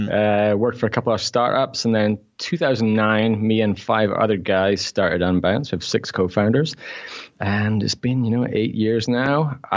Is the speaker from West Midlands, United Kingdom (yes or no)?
no; Scotland, United Kingdom; also born or lived in Newcastle; I grew up in Scotland, but I was born in Newcastle, so I'm a Geordie.